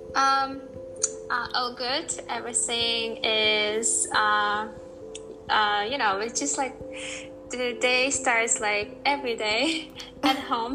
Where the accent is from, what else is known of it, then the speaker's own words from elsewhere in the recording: Uzbekistan; moved away as an adult; also born or lived in New Hampshire, United States; i came back to uh, from us back to my home country and living here for four months i see that uh, we were we were our country uzbekistan was a part of the U, uh, soviet union